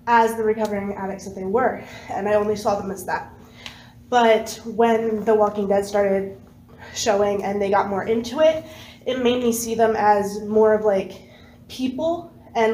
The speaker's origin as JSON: {"language": "English", "town": "Pottstown", "region": "Pennsylvania", "country": "United States", "said": "I'm from Pottstown, Pennsylvania"}